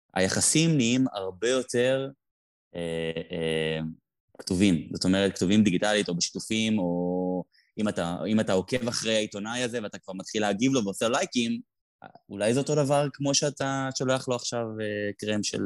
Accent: Tel Aviv, Tel Aviv District, Israel; אני גדלתי בתל אביב

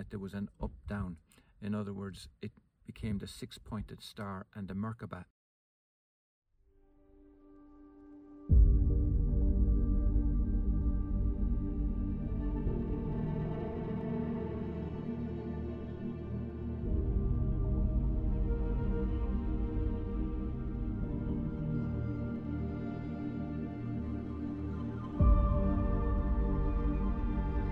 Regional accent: Tipperary, Munster, Ireland; I was born in Tipperary

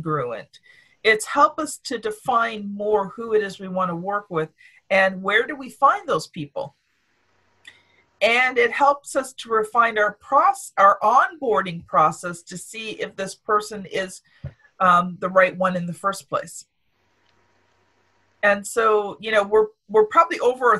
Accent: Canada; I'm from Canada.

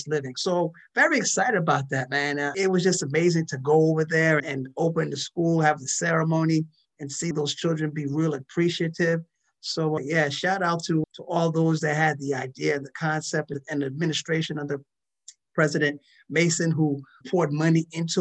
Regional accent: DR Congo; moved away; I was born in Zaire

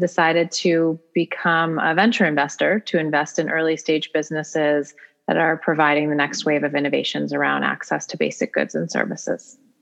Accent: United States

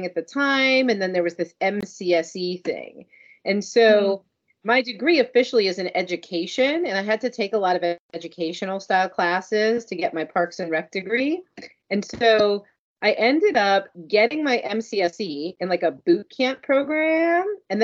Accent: North Miami Beach, Florida, United States; I grew up in North Miami Beach

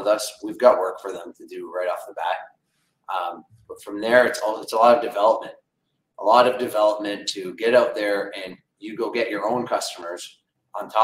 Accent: Windsor, Ontario, Canada; we're from Windsor, Ontario

